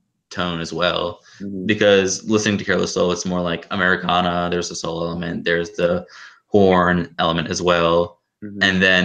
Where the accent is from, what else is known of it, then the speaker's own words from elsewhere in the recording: Atlanta, Georgia, United States; I'm from Atlanta